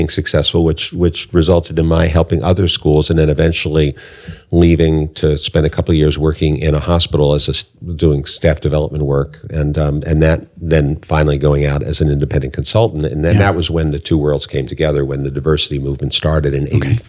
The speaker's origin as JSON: {"language": "English", "town": "Washington", "region": "District of Columbia", "country": "United States", "tie": "born or raised there", "also_born_or_lived": "Silver Spring, Maryland", "said": "I was born in D.C., actually. Where? I grew up in Northeast, in Riggs Park. And my parents moved out to Silver Spring in 1960 when the neighborhoods were changing."}